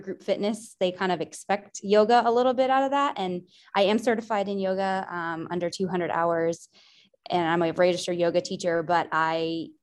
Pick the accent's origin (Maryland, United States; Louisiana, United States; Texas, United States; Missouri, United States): Maryland, United States; also born or lived in Columbia, Maryland; I am from Maryland. I currently live in Columbia, so also close to DC, Baltimore